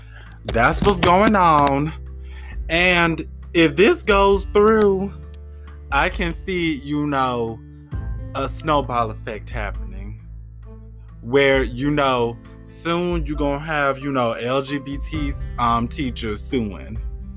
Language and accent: English; Florida, United States; my home state of Florida